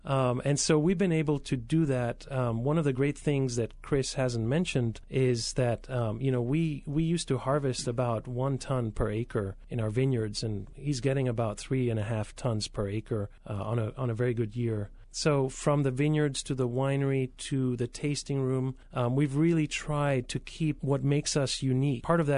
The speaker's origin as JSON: {"language": "English", "country": "Spain", "tie": "born there", "said": "I was born in Spain."}